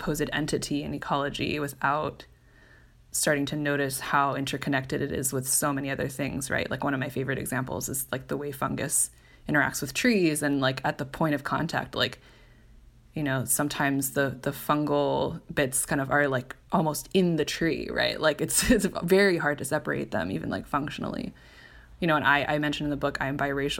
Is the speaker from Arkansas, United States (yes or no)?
no; Cupertino, California, United States; growing up in the Bay Area